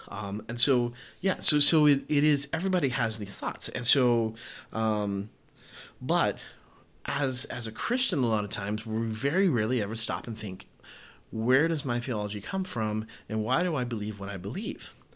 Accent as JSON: {"language": "English", "region": "the South", "country": "United States", "tie": "born or raised there", "said": "I grew up in the South and I grew up in a Baptist church"}